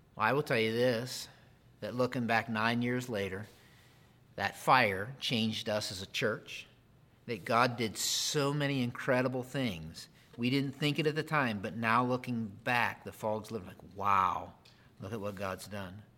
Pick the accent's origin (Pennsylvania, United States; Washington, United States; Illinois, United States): Pennsylvania, United States; I grew up in Pennsylvania.